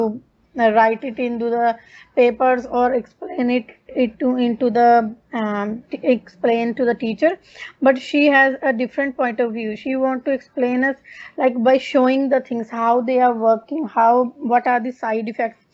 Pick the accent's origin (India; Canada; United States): India; Punjab; moved away as an adult; also born or lived in Sydney, Australia; now in Darwin, Australia; I'm basically from India, Punjab, but currently I'm living in Darwin, Australia